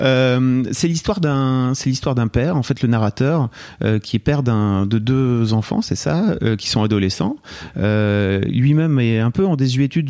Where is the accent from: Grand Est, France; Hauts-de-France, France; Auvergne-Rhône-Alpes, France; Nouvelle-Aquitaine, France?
Hauts-de-France, France; Lille; en tant que Lillois, moi, j'ai grandi la frontière belge